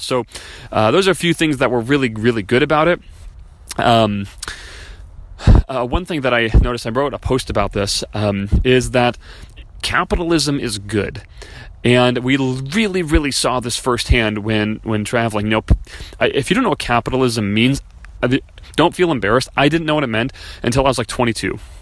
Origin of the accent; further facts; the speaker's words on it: Chicago, Illinois, United States; I was raised in Chicago